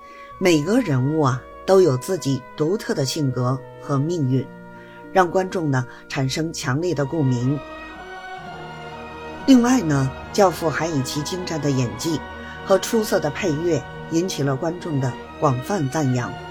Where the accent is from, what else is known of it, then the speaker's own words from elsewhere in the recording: Beijing, China; ，希望呢，大家每天都能享受到电影和电视剧带来的欢乐。